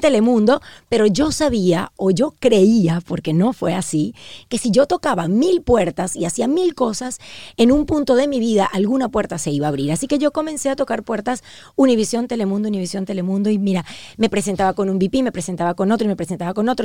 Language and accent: Spanish; Venezuela; also born or lived in Uruguay; now in Miami, United States; soy una venezolana que nació en Uruguay